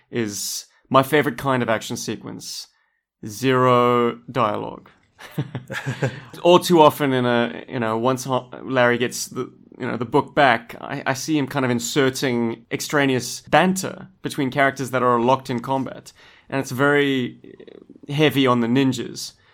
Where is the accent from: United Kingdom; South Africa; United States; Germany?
South Africa; I'm from Africa.